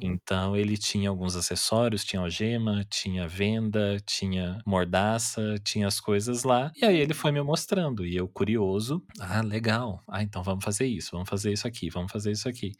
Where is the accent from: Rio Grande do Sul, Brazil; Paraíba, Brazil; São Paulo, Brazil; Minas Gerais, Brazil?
São Paulo, Brazil; Taubaté; eu nasci e cresci aqui em Taubaté, interior de São Paulo